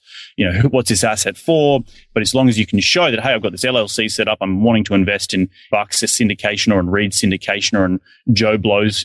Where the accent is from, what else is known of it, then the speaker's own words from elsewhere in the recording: Australia; now in United States; looking back home to Australia because, again, I'm an Australian citizen